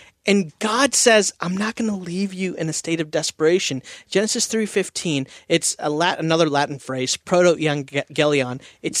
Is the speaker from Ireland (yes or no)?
no; India; I'm Indian. We eat Indian food at holidays. Indian cooking takes all day, right?